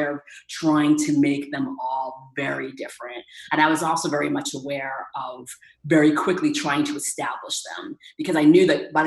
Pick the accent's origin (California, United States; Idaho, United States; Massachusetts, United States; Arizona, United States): Massachusetts, United States; Danvers; I grew up on the North Shore of Boston in a town called Danvers.